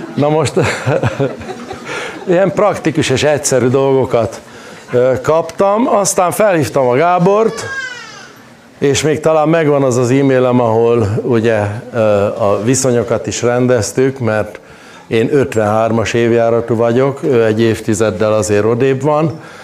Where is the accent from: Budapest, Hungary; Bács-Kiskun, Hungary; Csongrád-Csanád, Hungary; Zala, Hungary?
Zala, Hungary; Cserszegtomaj; Cserszegtomajon, ahol a cserszegi fűszeres is született, ott születtem a szőlők elős közepébe